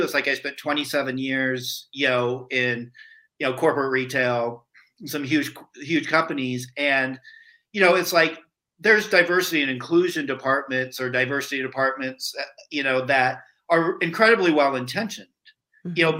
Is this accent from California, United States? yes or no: no; rural Iowa, United States; I grew up in rural Iowa.